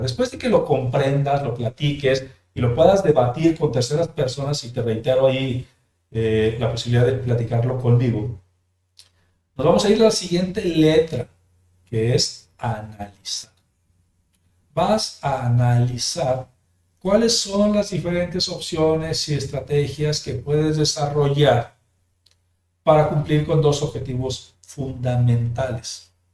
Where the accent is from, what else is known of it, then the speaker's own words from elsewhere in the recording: Mexico; also born or lived in Jalisco; de manera nacional en mi país